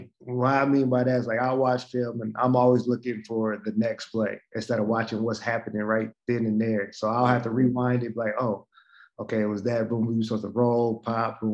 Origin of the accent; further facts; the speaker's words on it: Alaska, United States; growing up in Alaska